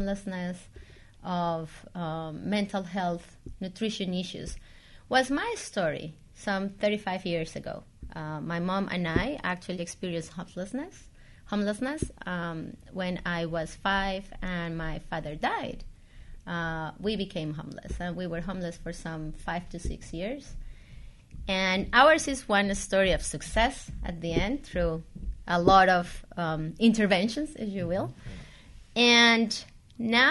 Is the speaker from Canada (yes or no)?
no; Colombia; moved away as an adult; now in United States; I started my career back in Colombia. I'm from Colombia. I migrated to the U.S. 17 years ago.